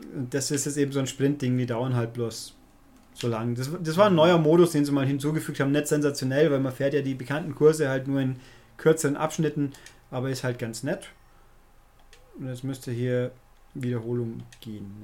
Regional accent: Germany; bei uns in Deutschland

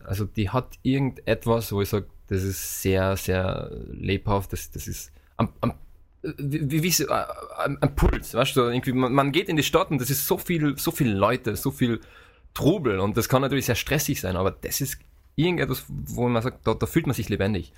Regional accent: Austria; now in Vienna, Austria; wie man vielleicht an meinem Dialekt, äh, an meiner Aussprache jetzt unschwer erkennen kann. Ich komme aus Österreich ursprünglich, äh, aus äh, eher dem ländlichen Bereich und äh, lebe seit fünf Jahren in Wien

